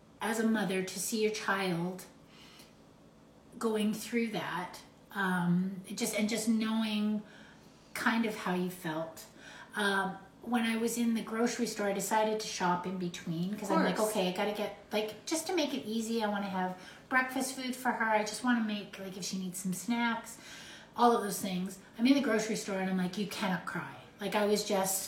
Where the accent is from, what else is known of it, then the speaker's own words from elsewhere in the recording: Canada; We are so Canadian